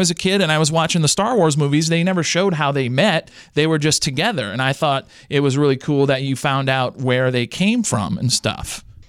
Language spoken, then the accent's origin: English; Louisiana, United States; I grew up in the Louisiana educational system, and that kid is screwed.